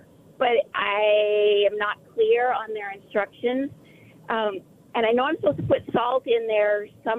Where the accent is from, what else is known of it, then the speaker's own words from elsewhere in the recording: Phoenix, Arizona, United States; I grew up here in Phoenix drinking out of the garden hose as a kid.